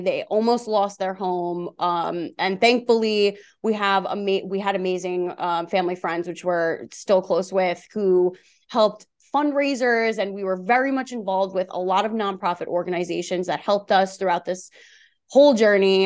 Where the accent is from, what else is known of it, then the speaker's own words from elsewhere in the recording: Long Island, New York, United States; I grew up on Long Island, New York, so that's where the accent is from.